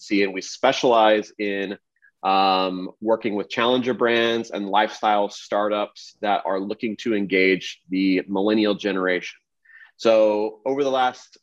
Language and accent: English; Kansas City, Missouri, United States; also born or lived in Los Angeles; I grew up in Kansas City